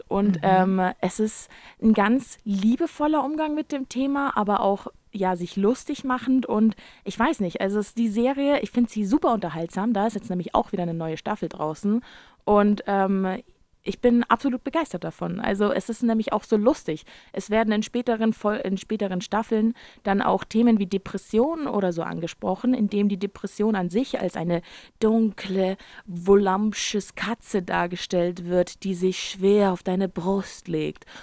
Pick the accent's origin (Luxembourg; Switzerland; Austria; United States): United States; Ja, ich bin Amerikaner. Da kann aber auch keiner was dafür. Ähm, also meine Familie ist auch super deutsch.